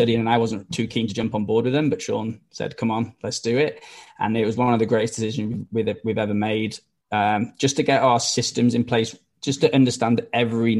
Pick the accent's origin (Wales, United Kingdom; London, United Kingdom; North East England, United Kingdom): Wales, United Kingdom; now in Australia; if you can't tell by the accent, I'm not from Australia, I'm from Wales